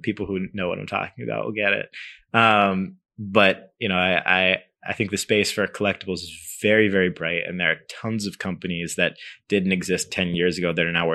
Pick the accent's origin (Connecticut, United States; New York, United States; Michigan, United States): Connecticut, United States; my hometown in Connecticut